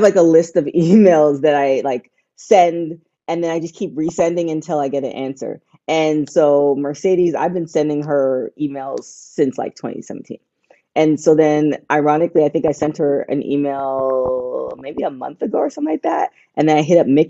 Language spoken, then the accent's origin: English; Canada; moved away; I'm from Canada